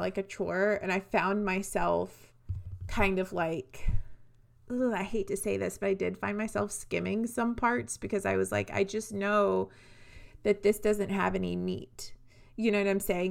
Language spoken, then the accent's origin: English; the South, United States; also born or lived in Nashville; we're from small towns, Renee and I. We're from the South